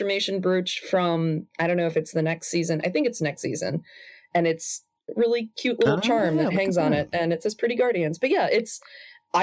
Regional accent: United States; I'm giant American

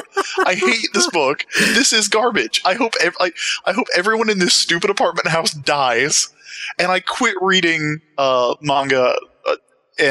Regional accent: Sumter, South Carolina, United States; I grew up in a relatively small city in Sumter, South Carolina

